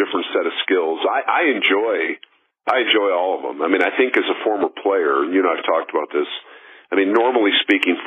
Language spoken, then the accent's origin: English; Denver, Colorado, United States; I grew up in Denver, so I had the benefit of listening as a kid to Bob Martin